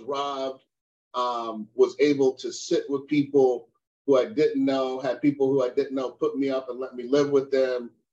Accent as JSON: {"language": "English", "country": "United States", "said": "I'm an American, right? Proud of the USA"}